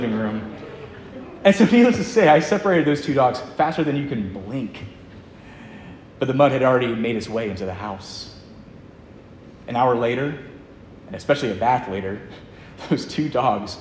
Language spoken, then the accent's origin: English; Lynchburg, Virginia, United States; I'm from Lynchburg myself